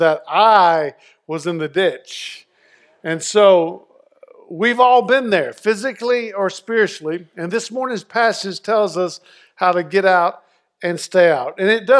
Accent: North Carolina, United States; When I was at growing up in Eastern North Carolina, it snowed. I was 16.

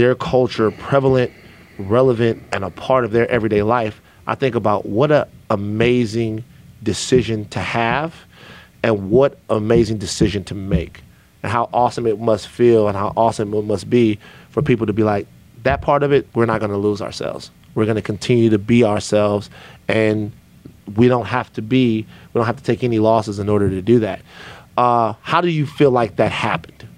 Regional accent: Louisiana, United States; I'm from Louisiana

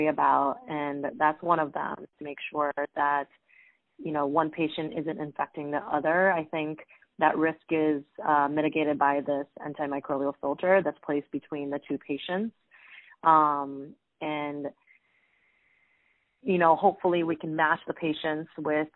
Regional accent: Honolulu, Hawaii, United States; now in New York, United States; I'm actually from Honolulu, Hawaii. Far away from home

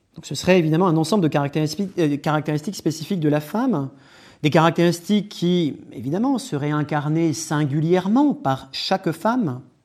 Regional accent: France; also born or lived in Louvain-la-Neuve, Belgium; Je suis français

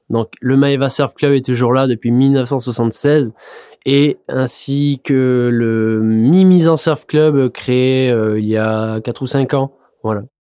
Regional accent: north of the Landes, Nouvelle-Aquitaine, France; je donc je suis demi misant dans le nord des Landes.

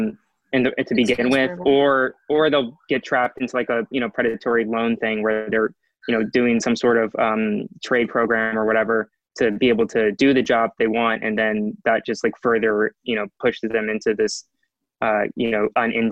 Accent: South Carolina, United States; I'm from South Carolina

